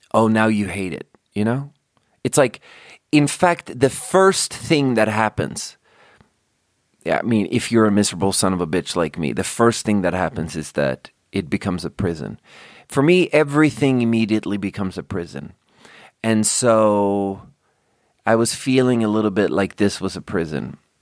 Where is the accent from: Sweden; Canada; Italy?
Sweden; born or raised there; now in United States